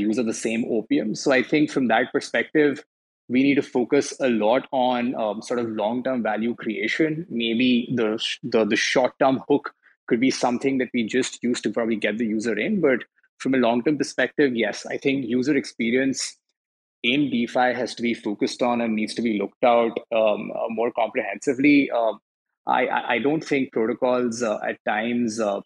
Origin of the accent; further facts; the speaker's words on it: India; I come from India